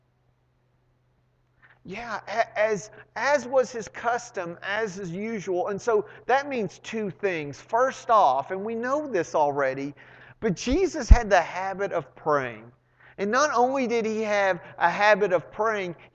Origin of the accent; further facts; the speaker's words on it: Arlington, Texas, United States; I grew up in Arlington